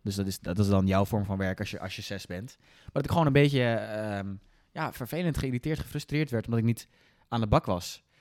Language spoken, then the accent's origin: Dutch; Netherlands; we hebben als Nederlanders